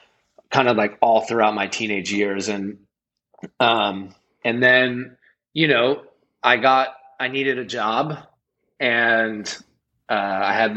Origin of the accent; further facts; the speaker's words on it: Los Angeles, California, United States; I grew up in Venice